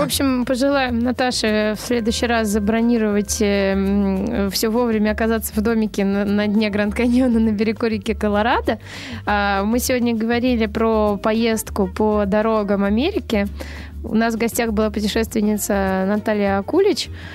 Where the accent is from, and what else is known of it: Russia